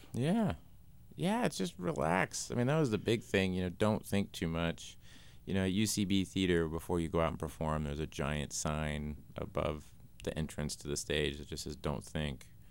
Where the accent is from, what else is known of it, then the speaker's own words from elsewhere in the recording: Tulsa, Oklahoma, United States; I grew up in Tulsa, Oklahoma